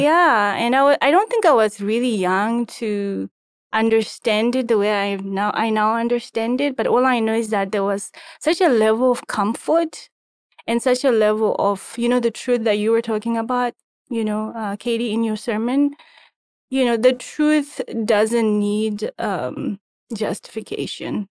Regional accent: Harare, Zimbabwe; moved away as an adult; also born or lived in Egypt; I am originally from, uh, Harare, Zimbabwe

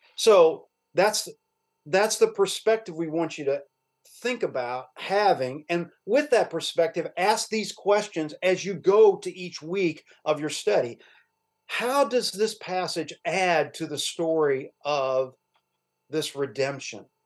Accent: Louisville, Kentucky, United States; also born or lived in Cincinnati, Ohio; we moved to Louisville when I was a young a very young boy

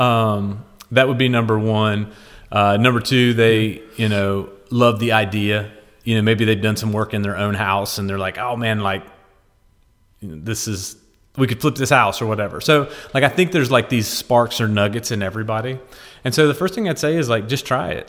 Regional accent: West Virginia, United States; As a poor kid growing up in West Virginia

